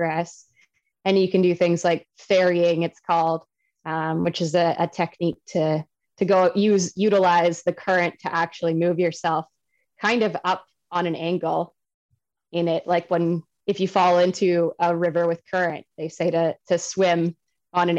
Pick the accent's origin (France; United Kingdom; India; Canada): Canada; I'm talking Canadian here.